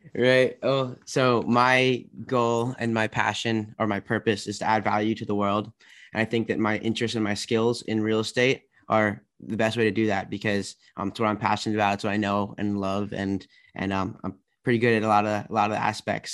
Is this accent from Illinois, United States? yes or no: no; Maryland, United States; I am from D C area. I'm from Maryland.